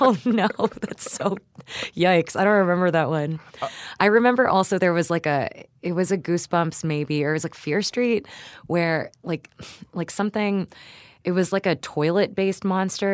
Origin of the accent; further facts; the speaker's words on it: Houston, Texas, United States; my parents are Filipino, but I grew up in Houston and the suburbs